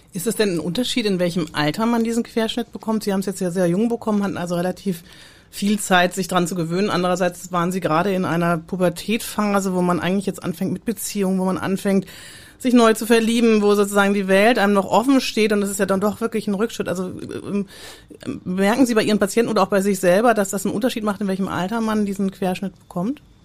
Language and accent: German; Southern Germany, Germany; ich als Süddeutsche